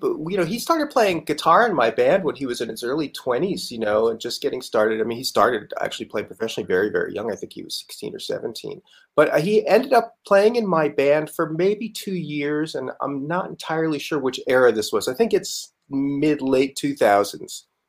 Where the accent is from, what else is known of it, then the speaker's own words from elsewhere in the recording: New Rochelle, New York, United States; there was even a station in New York where I grew up